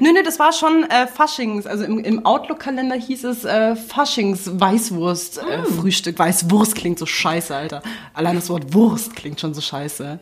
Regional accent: Munich, Bavaria, Germany; ich bin hier in München groß geworden.

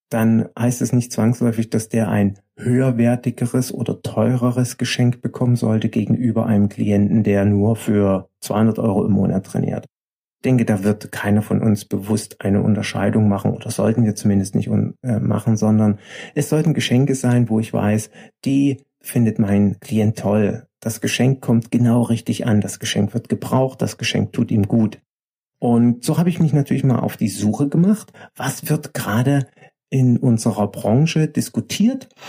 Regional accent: East Germany, Germany; Ich bin ja im Osten aufgewachsen und mich beschäftigt natürlich meine Vergangenheit sehr.

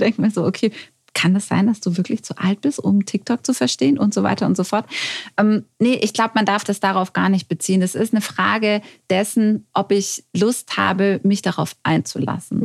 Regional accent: Stuttgart, Baden-Württemberg, Germany; ich als Stuttgarterin bin auch sowas von verliebt in meine Stadt

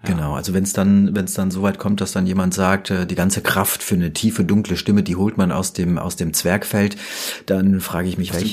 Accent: Rüsselsheim, Hesse, Germany; also born or lived in Offenbach; ich bin in Offenbach geboren und ähm, ja, besser noch in Rüsselsheim aufgewachsen

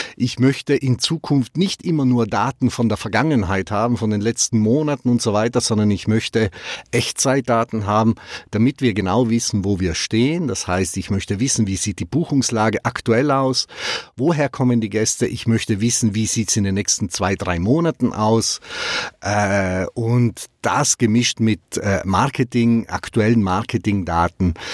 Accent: South Tyrol, Trentino-Alto Adige, Italy; also born or lived in Black Forest, Baden; now in Germany; Südtirol, das ist meine Heimat, meine erste Heimat, aber ich bin mittlerweile zweiheimisch hier im Schwarzwald.

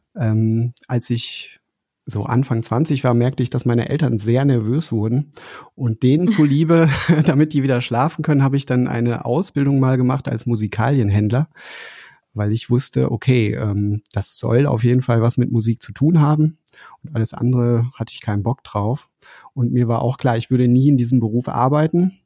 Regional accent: Dortmund, North Rhine-Westphalia, Germany; moved away; ich bin in Dortmund aufgewachsen, wohne mhm. jetzt nicht mehr dort

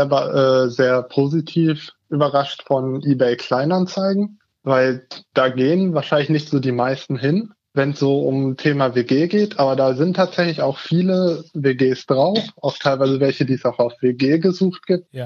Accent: Hannover, Lower Saxony, Germany; ich komme aus der Region Hannover und bin da jetzt in Hannover Auszubildender.

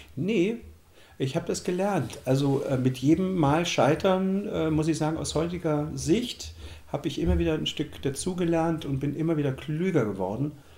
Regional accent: Germany; moved away as an adult; Ich bin ja in der DDR groß geworden

